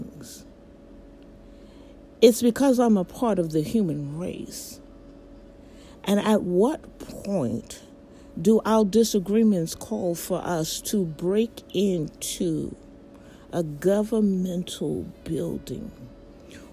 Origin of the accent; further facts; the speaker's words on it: United States; as an American citizen